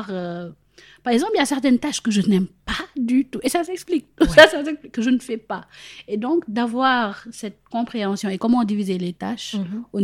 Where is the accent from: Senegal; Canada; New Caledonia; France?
Senegal; L'exemple que j'aime prendre maintenant, c'est si j'avais grandi au Sénégal, j'ai grandi au Sénégal, etc.